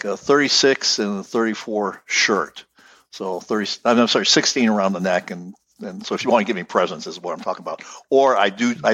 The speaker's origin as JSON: {"language": "English", "country": "United States", "tie": "born or raised there", "said": "my heritage is Ukrainian. But I was born here in the States"}